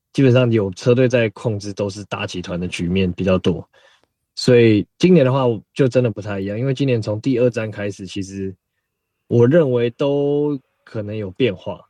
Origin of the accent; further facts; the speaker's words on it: Taiwan; 我大概七，七岁前后就已经在台湾了